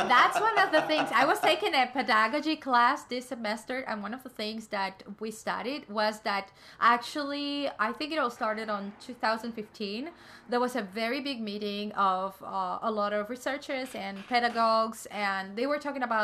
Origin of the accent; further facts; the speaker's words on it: Cuba; now in United States; I'm coming from Cuba, although I'm young